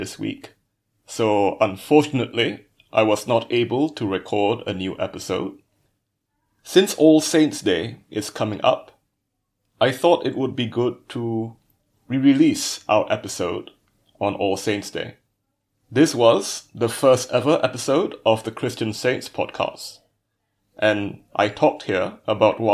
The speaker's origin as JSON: {"language": "English", "country": "Malaysia", "said": "I am a mathematician from Malaysia."}